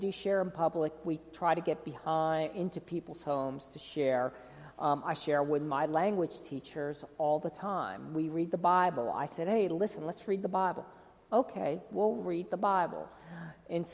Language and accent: English; New Jersey, United States; moved away as an adult; also born or lived in North Carolina; I am from New Jersey, and I'm Italian